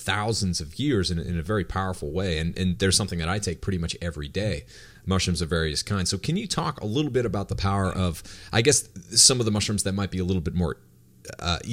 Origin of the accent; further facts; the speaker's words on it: New Hampshire, United States; moved away; growing up in New Hampshire.